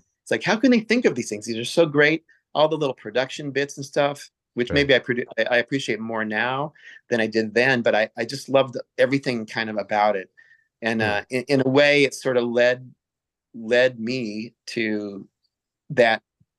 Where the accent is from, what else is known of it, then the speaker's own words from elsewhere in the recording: Champaign, Illinois, United States; moved away as an adult; also born or lived in Kansas City, Missouri / Peoria, Illinois; now in Providence, United States; I basically grew up in Champaign.